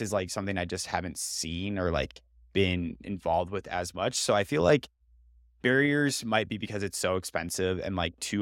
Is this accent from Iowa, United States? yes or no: yes; Iowa, United States; I grew up in Iowa, but I actually never, I've been on a farm less than five times in my life